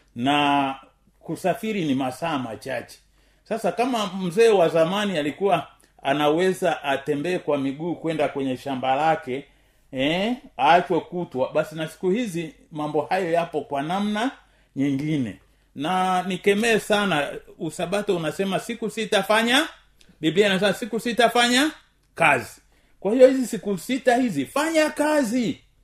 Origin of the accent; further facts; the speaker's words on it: Tanzania; kama mtanzania